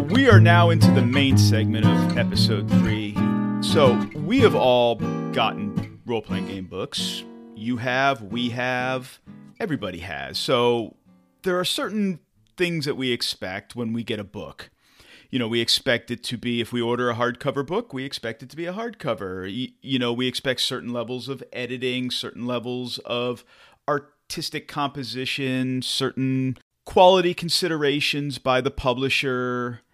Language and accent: English; United States; an American English speaker